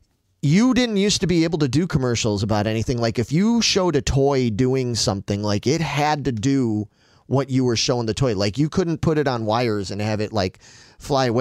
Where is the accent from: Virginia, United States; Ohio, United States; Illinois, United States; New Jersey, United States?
Illinois, United States; Chicago; growing up in Chicago